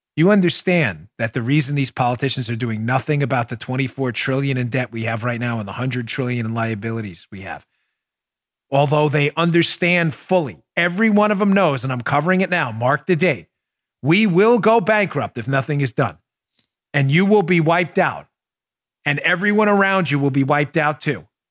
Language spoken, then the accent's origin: English; Glendale, New York, United States; I grew up in Glendale, New York, where it was known for graveyards and bars